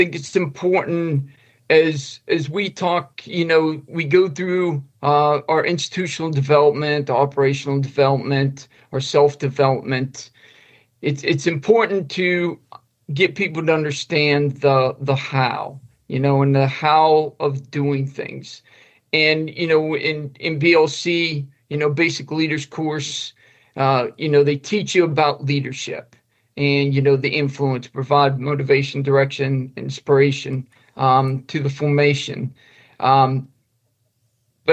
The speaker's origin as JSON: {"language": "English", "town": "Indiana", "region": "Pennsylvania", "country": "United States", "tie": "born or raised there", "moved": "as an adult", "said": "I grew up in Indiana, Pennsylvania, small county in Pennsylvania, probably about 2 hours west of Pittsburgh, Pennsylvania"}